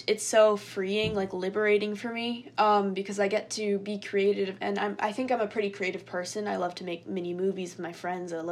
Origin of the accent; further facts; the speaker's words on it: New York, United States; also born or lived in Japan; I moved to the US, and I've been living in New York State for basically my whole life.